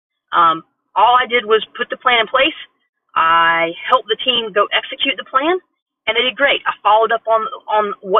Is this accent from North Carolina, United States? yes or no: yes; Asheville, North Carolina, United States; also born or lived in Midwest; now in Charleston, United States; I'm from the South originally. I'm from Asheville, North Carolina